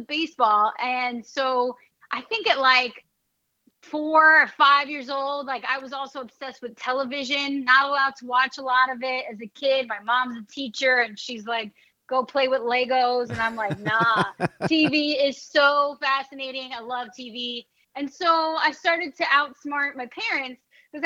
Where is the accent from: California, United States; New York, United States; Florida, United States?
New York, United States; New York City; also born or lived in London; growing up in the Bronx, my dad was a huge Yankee fan